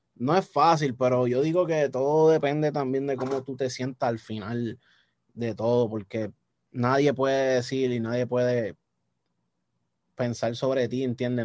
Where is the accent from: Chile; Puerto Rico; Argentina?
Puerto Rico; accent: boricua; Yo toda mi vida he sido nacido y criado en Puerto Rico